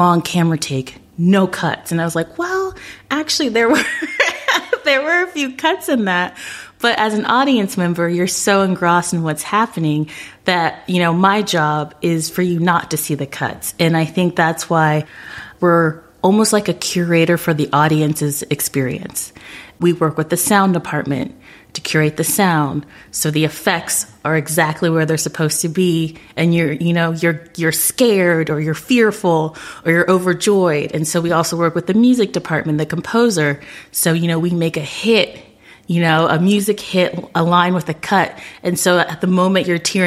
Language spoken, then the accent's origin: English; Orlando, Florida, United States; I'm from Orlando